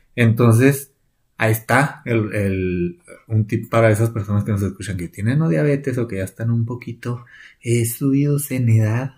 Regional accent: Chihuahua, Mexico; nosotros somos del estado de Chihuahua. Aquí en el estado se cultiva un chorro la nuez

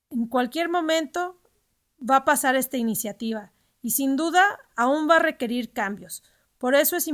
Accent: Mexico

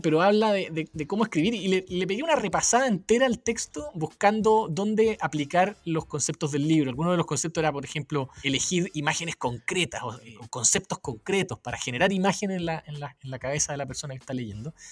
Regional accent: Chile; siendo chileno, queriendo vivir en Chile

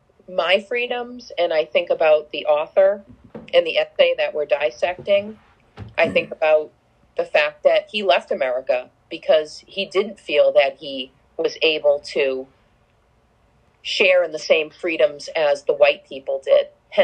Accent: United States; We're free as Americans.

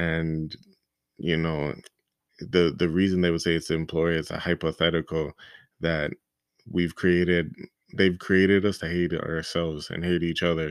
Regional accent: Toronto, Ontario, Canada; I'm from Toronto

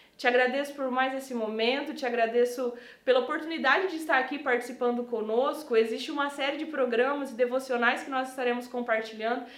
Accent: Brazil; now in Middle East; sou brasileira e hoje participo do ministério aqui no Oriente Médio

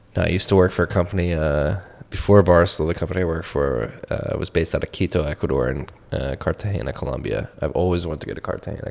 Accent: Philadelphia, Pennsylvania, United States; I'm from Philly

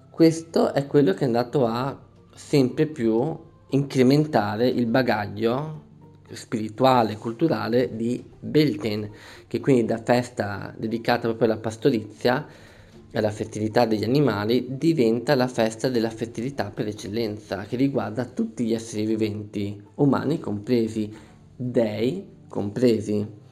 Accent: Veneto, Italy; Io sono Veneto, qui in Veneto

